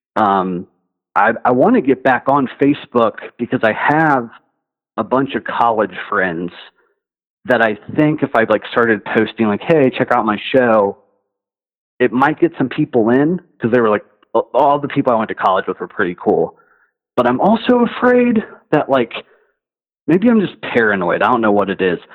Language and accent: English; Cincinnati, Ohio, United States; I'm from Cincinnati